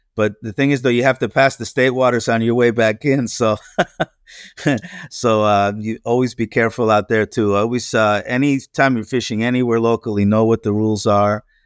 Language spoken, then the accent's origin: English; Pennsylvania, United States; moved away as an adult; now in Florida, United States; I grew up in Pennsylvania, uh, that which is the nor-, in the northeast, northeastern part of the U S